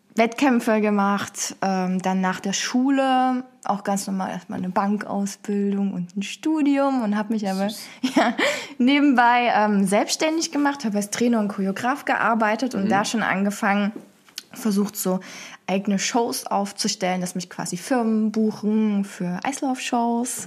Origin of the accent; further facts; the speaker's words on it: Dresden, Saxony, Germany; moved away as an adult; now in Cologne, Germany; Ich ähm, komme ursprünglich aus Dresden, ähm, bin dann vor anderthalb Jahren nach Köln gezogen bezüglich der Arbeit